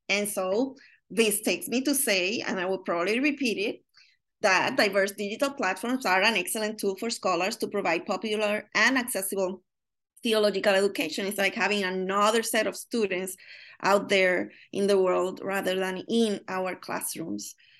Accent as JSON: {"language": "English", "country": "Puerto Rico", "moved": "yes", "lives_now": "Chicago, United States", "said": "I'm from Puerto Rico"}